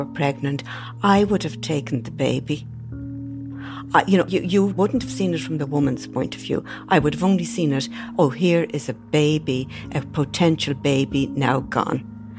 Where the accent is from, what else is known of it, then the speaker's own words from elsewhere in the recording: Dublin, Leinster, Ireland; I was born in Dublin in 1944, and grew up and educated a Catholic, went to Catholic schools all my life.